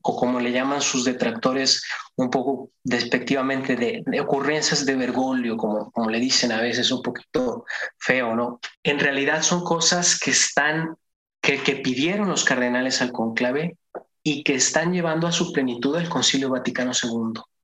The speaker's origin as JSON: {"language": "Spanish", "region": "Durango", "country": "Mexico", "tie": "born or raised there", "said": "yo soy de Durango y el Papa Juan Pablo visitó mi ciudad cuando yo, era niño"}